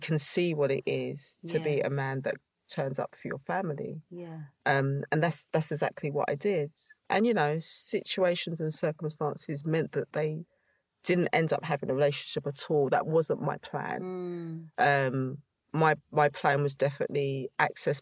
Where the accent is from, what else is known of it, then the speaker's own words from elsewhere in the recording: London, United Kingdom; I grew up in East London